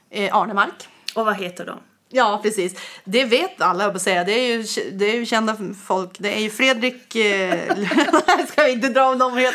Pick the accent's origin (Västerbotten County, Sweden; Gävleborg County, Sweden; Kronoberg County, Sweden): Västerbotten County, Sweden; Umeå; Jag, min dialekt är konstig. Jag är ju från Umeå eh, som jag har sagt. Och då hörs det att jag är uppifrån liksom.